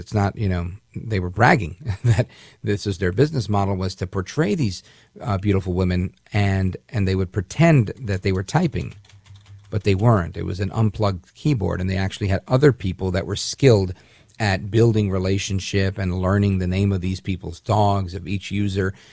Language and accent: English; United States; As an American